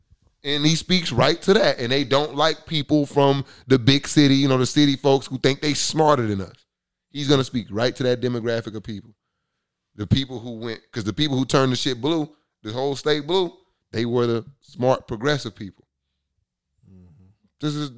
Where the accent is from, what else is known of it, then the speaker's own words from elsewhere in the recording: the South, United States; I'm from the South.